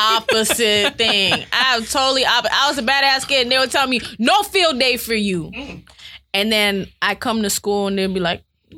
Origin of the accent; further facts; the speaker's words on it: Miami, Florida, United States; I went to a lot of different schools, but they were all in Miami.